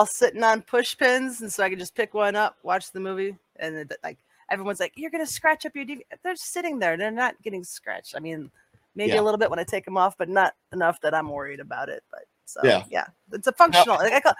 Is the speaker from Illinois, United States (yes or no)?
yes; Danville, Illinois, United States; born there; I was born in Danville, Illinois. Same birthplace as the Van Dyke brothers.